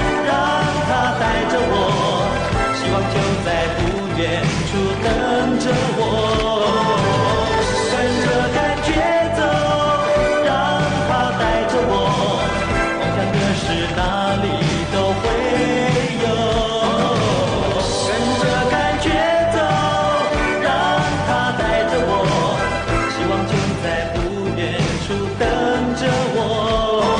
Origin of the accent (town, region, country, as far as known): Taiwan